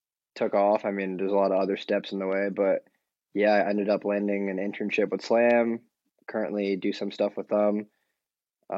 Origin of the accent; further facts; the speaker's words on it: New York, United States; now in Dallas, United States; I'm from New York. I'm currently based out in Dallas, Texas, finished school over here